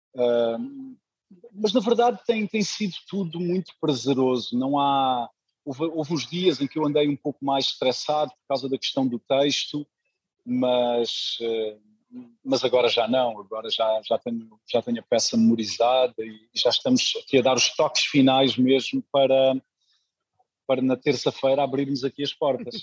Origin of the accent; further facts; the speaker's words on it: Luanda, Luanda Province, Angola; now in Lisbon, Portugal; Nasci em Luanda